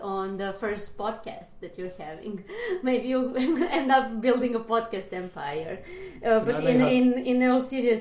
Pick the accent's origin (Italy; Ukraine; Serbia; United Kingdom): Serbia; Belgrade; moved away as an adult; now in New York, United States; I'm Serbian. I moved from Belgrade. I just finished psychology there